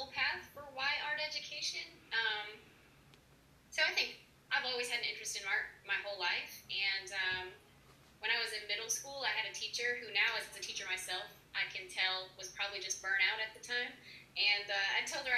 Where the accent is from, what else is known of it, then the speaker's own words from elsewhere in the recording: Maine, United States; moved away as an adult; also born or lived in Massachusetts; now in Nashville, United States; I'm from Maine originally.